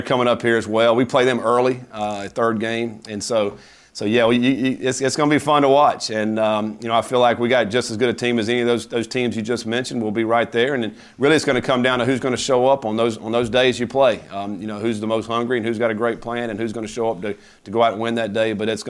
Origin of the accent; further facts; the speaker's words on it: Durham, North Carolina, United States; also born or lived in Hillsborough, North Carolina; I grew up in Durham. In the seventh grade, we moved to Orange County over to Hillsboro.